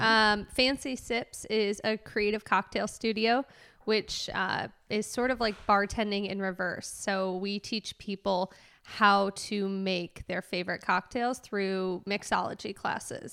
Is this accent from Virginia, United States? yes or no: no; Chicago suburbs, Illinois, United States; moved away as an adult; also born or lived in University of Wisconsin; now in Nashville, United States; I grew up in the Chicago suburbs in, uh, about forty-five minutes west of Chicago